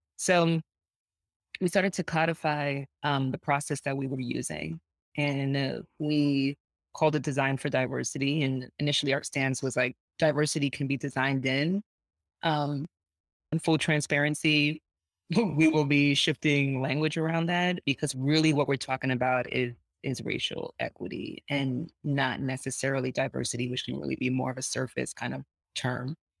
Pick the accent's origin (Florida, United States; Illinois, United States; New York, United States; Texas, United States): New York, United States; I grew up in Lower East Side of New York